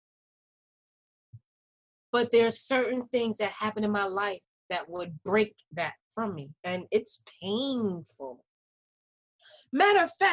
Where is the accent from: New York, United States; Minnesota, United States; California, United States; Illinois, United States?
New York, United States; New York City; growing up in Greenwich Village